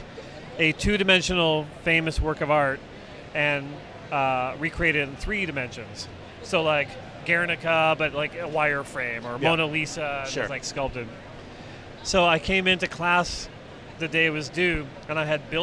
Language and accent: English; Canada; I'm Canadian